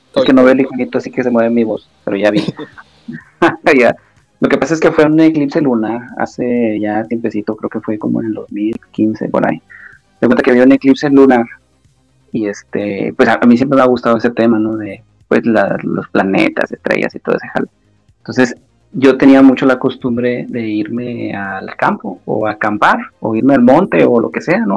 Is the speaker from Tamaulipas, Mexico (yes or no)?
yes; Nuevo Laredo, Tamaulipas, Mexico; yo soy de acá de México, estoy cerca de la frontera de Estados Unidos. Me cuenta que está Estados Unidos a cinco minutos caminando prácticamente. la ciudad se llama Nuevo Laredo